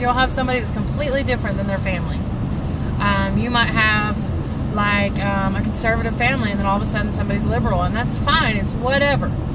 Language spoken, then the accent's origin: English; Tennessee, United States; I'm from Tennessee, so I was living in Tennessee